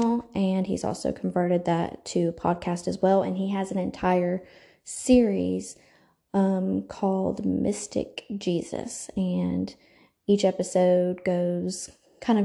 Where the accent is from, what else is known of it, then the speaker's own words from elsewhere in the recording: the South, United States; I am from the South